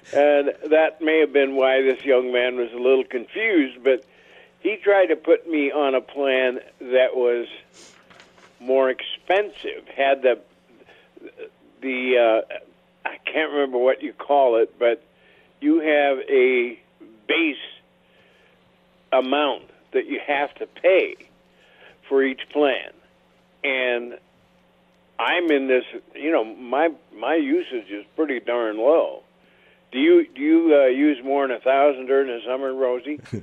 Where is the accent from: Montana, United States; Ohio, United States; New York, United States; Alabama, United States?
Montana, United States; moved away; I'm from Montana